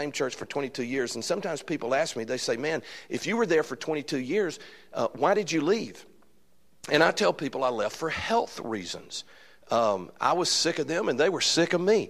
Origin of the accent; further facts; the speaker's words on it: Alabama, United States; accent: Alabama accent; I am from Alabama